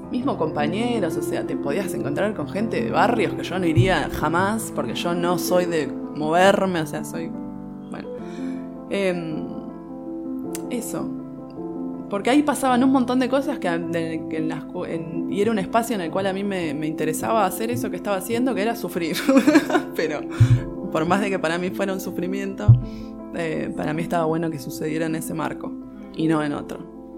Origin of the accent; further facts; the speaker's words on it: Buenos Aires, Argentina; Soy de capital, de Boedo